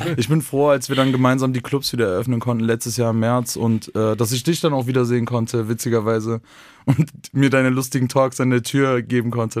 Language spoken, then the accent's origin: German; North Rhine-Westphalia, Germany; moved away as an adult; now in Vienna, Austria; in meiner Heimat nicht so bekommen in Nordrhein-Westfalen